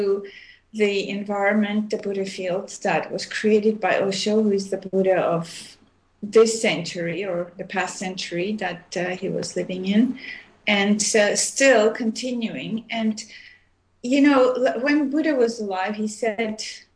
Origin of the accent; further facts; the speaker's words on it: Armenia; also born or lived in Montreal, Canada / Oregon, United States / India; now in Vancouver, Canada; I was born in Armenia, which is used to be part of USSR. And I left in 1976, and I moved to Montreal, Canada, and I lived there for many years